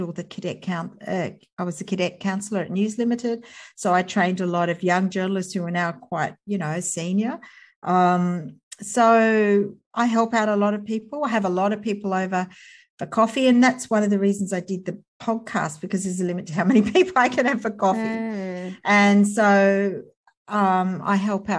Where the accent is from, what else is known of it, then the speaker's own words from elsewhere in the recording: Sydney, New South Wales, Australia; I live in Sydney and I was born in Sydney and grew up here.